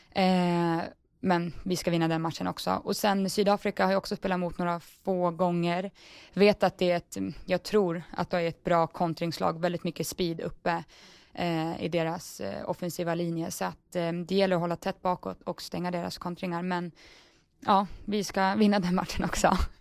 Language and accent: Swedish; Sweden; moved away as an adult; now in England, United Kingdom